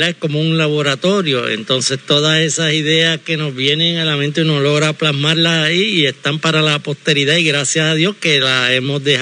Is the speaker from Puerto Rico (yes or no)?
yes; Juana Díaz, Puerto Rico; yo que vengo del pueblito de Guanadía, que es la ciudad de Reyes